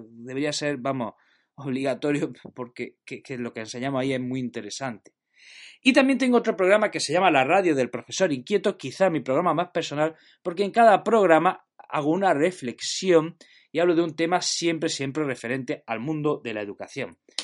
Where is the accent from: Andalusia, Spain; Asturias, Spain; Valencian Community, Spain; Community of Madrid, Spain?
Andalusia, Spain; Jaén; now in Granada, Spain; soy de Jaén, pero estoy afincado en Granada